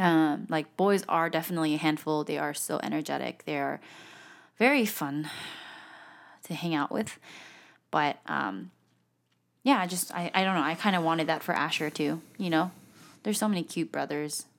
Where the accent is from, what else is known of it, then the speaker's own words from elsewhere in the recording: South Korea; I'm from Korea